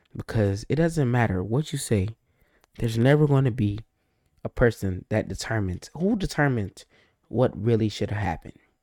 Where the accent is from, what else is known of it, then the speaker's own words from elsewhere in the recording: United States; accent: African American; I'm African American, just in case you're wondering. You can tell my voice I'm African American.